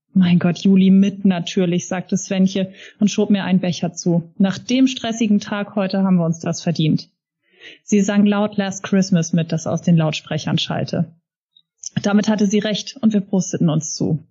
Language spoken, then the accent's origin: German; Hamburg, Germany; bei uns in Hamburg